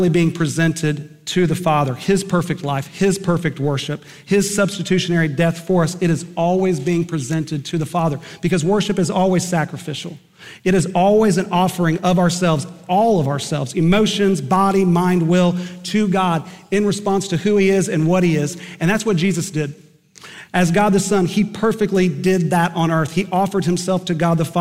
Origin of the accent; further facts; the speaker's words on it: Eden, Oklahoma, United States; Growing up in Eden, Oklahoma